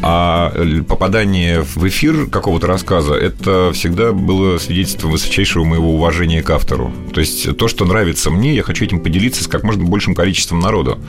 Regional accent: Northern Kazakhstan, Kazakhstan; moved away; Я родился и вырос в Северном Казахстане, как раз э, примерно между космодромом и ядерным полигоном в Семипалатинске

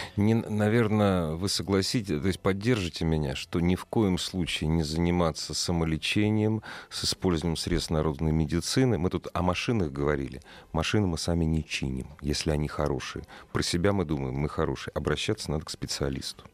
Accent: Moscow, Russia; Мы, москвичи

